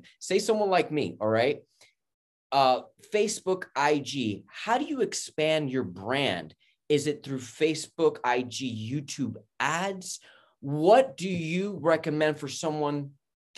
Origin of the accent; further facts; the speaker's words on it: New York City, New York, United States; moved away; also born or lived in Florida / Los Angeles; I'm from Queens, New York, Astoria